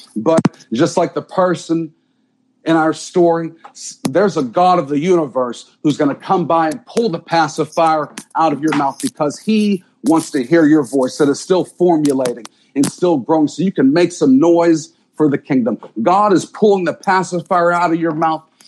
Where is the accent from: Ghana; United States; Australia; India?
United States; Pittsburgh, Pennsylvania; I'm from Pittsburgh